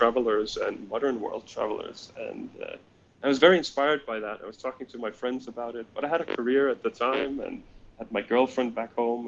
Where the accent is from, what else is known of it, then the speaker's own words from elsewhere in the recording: Denmark; first language Danish; English is a second language; I'm from Denmark. We speak Danish in my country, and English is my second language.